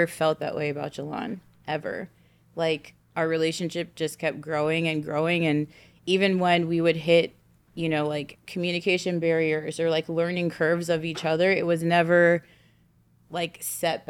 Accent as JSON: {"language": "English", "area": "Bay Area", "region": "California", "country": "United States", "also_born_or_lived": "Los Angeles, California", "moved": "as an adult", "said": "I'm from the Bay Area, but I did live in LA before"}